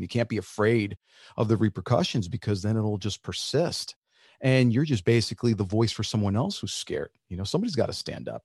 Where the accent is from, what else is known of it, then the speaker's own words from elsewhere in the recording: New Jersey, United States; first language Spanish; English is a second language; also born or lived in Nashville; I was born here. I'm like a full-blooded Kraft cheese American